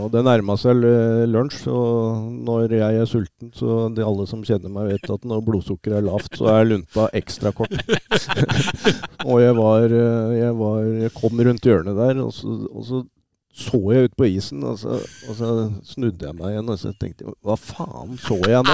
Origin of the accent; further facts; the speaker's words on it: Oslo, Norway; now in Hamar, Norway; jeg er født og oppvokst, uh, som du sier, på, i Oslo og, og, bodde på Kampen uh, fra jeg var guttunge